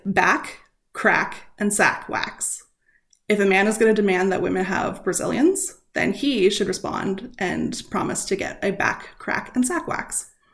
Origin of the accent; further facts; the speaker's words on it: Canada; we are Canadian